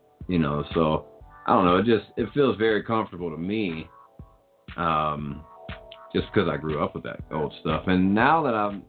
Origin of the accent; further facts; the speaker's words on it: the South, United States; I grew up listening to it because I grew up in the South